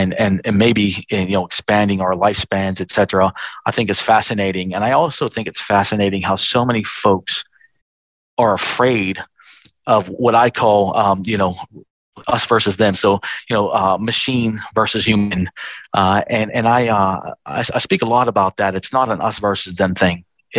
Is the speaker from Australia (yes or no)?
yes; Australia; but our future here as a country and as an Australian.